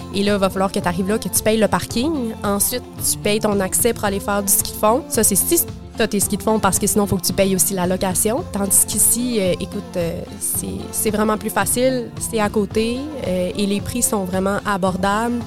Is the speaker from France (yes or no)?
no; Quebec City, Quebec, Canada; moved away as an adult; also born or lived in Montreal; now in Gaspésie, Canada; J'ai grandi à Québec